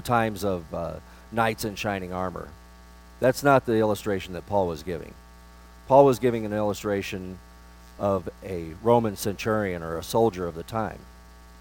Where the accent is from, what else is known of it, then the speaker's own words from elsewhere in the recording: Granite City, Illinois, United States; I'm from Granite City, Illinois. I was born and raised there